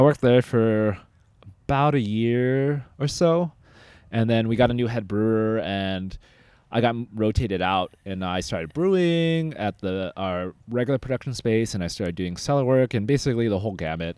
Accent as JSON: {"language": "English", "area": "the Northwest", "region": "Pacific Northwest", "country": "United States", "said": "I am from the Northwest originally"}